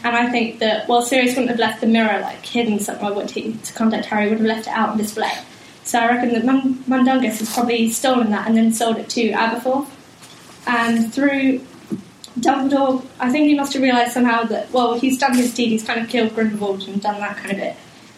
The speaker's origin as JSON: {"language": "English", "region": "South West England", "country": "United Kingdom", "said": "I'm from Cornwall"}